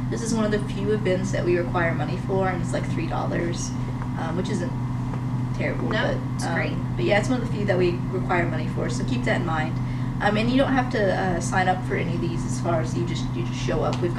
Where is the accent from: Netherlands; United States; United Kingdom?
United States; Appalachia; Like, yeah, we got the Smoky Mountains, but I'd never had have had that be like I can identify as Appalachian.